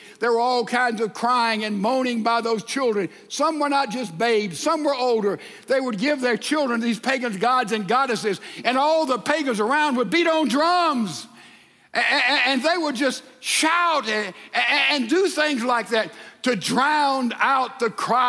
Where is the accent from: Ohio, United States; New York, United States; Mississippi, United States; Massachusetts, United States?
Mississippi, United States; You know, the culture of Texas is not the culture of my home state of Mississippi.